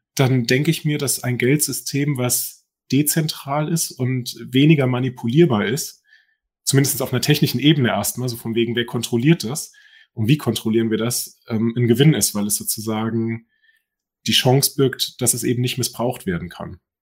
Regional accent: Germany; moved away as an adult; now in Norway; wir als Deutsche

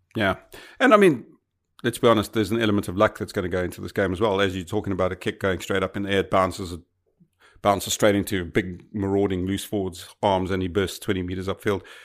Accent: South Africa; as a South African

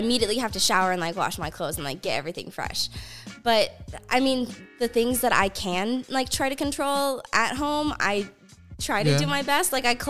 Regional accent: Georgia, United States; Yeah, especially North Georgia.

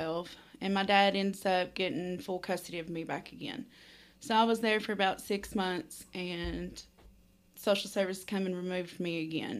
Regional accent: London, Kentucky, United States; I was born and raised in London, Kentucky.

